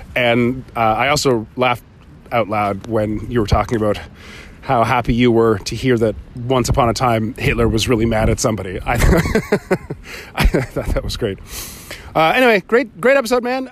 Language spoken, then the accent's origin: English; Nova Scotia, Canada; I'm from Nova Scotia, Canada.